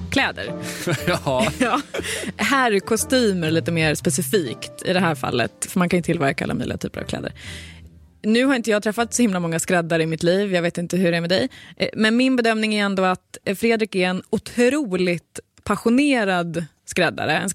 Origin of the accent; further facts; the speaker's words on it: Sweden; inte riktigt jobbat bort de här mjuka danska dena som vi svenskar har så svårt att få till